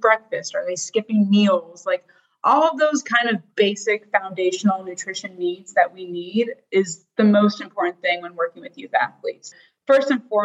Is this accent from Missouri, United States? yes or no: no; South Florida, United States; born and raised in South Florida